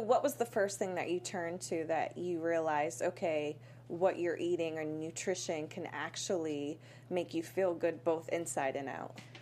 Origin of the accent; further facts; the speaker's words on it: Worcester, Massachusetts, United States; moved away; I'm a small town girl from Worcester, Massachusetts.